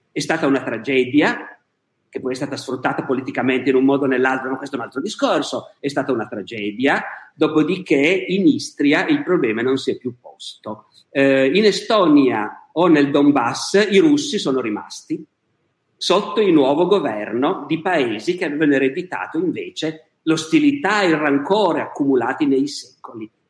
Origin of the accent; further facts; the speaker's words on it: Bergamo, Lombardy, Italy; Io nato... sono nato a Bergamo, adoro Bergamo.